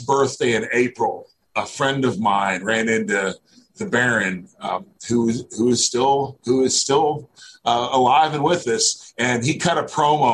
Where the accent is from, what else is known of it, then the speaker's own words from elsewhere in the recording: Northeast Missouri, United States; I grew up in Northeast Missouri, about an hour and a half north of St. Louis